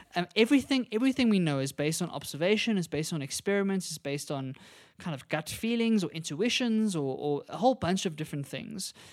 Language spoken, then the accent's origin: English; South Africa; as South Africans